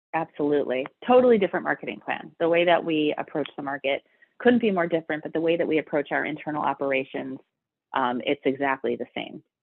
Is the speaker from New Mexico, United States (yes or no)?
no; Baltimore, Maryland, United States; moved away as an adult; also born or lived in Michigan / New York; born and raised in Baltimore, so um, you know, definite proud Baltimorean